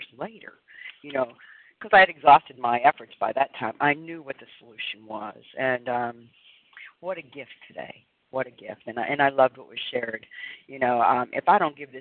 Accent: Pennsylvania, United States; I'm from Pennsylvania

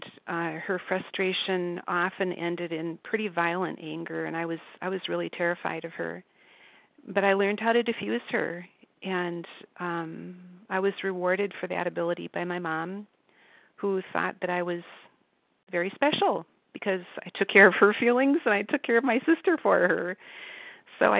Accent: Minnesota, United States; I grew up in Minnesota, and I was part of a middle-class family.

